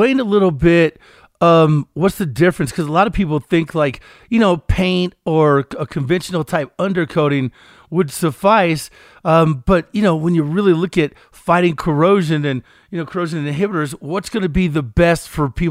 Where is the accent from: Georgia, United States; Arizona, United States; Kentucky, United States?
Kentucky, United States; also born or lived in Florida; now in Colorado, United States; I grew up in Kentucky